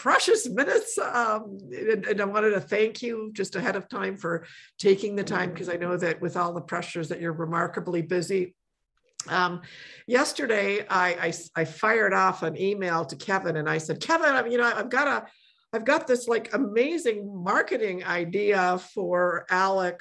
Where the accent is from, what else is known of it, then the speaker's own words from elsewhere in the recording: Poland; moved away; I was born in Poland